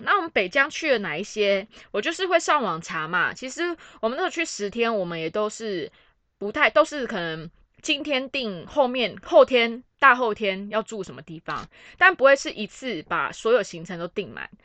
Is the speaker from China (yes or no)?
no; Taiwan; 我们台湾人就是外宾，我们台湾人就是中国的外宾